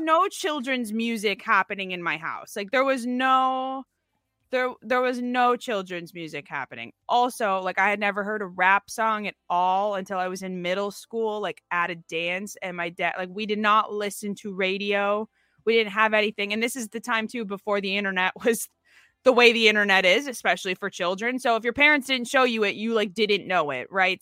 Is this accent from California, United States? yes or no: no; Minnesota, United States; now in Seattle, United States; I'm from Minnesota